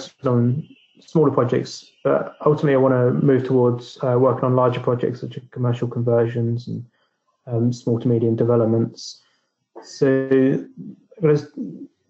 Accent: Basingstoke, South East England, United Kingdom; I'm 38 from Basingstoke in the south of England.

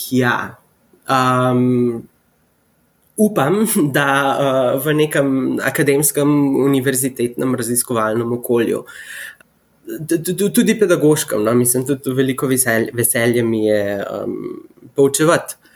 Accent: Slovenia; moved away as an adult; also born or lived in Abu Dhabi, United Arab Emirates; now in United States; sem iz Slovenije

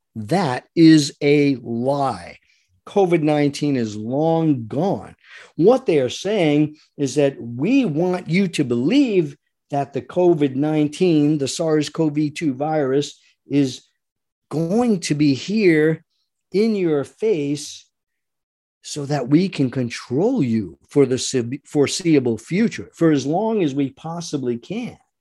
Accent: Rhode Island, United States; moved away; I was born and raised in Rhode Island, by the way, so I am very familiar with the Eastern mentality

